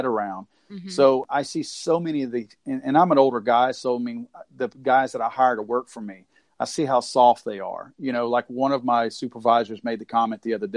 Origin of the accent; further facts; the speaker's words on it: the South, United States; I was born and raised in the South